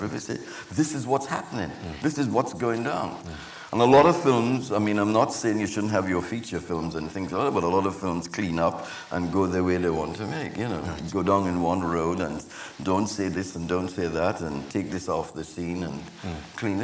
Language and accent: English; Trinidad & Tobago; moved away; growing up in Trinidad, growing up in the Caribbean